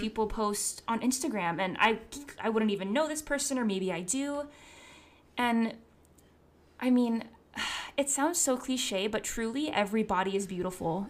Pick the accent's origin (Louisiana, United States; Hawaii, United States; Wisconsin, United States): Hawaii, United States; moved away; Growing up in Hawaii